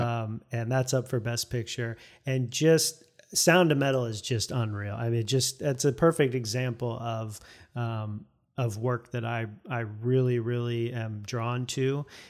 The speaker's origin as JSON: {"language": "English", "town": "St. Petersburg", "region": "Florida", "country": "United States", "tie": "born or raised there", "also_born_or_lived": "Fairfax, Virginia", "moved": "as an adult", "lives_now": "Arlington, United States", "said": "I was born and raised in Saint Petersburg, Florida"}